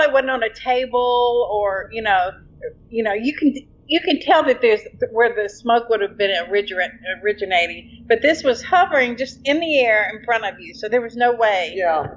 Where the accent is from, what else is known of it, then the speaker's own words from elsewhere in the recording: Shreveport, Louisiana, United States; I'm from Shreveport, Louisiana.